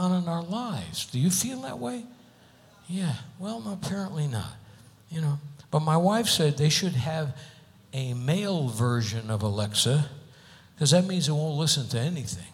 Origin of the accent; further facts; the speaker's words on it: Hartford, Connecticut, United States; now in Las Vegas, United States; my hometown, Hartford, Connecticut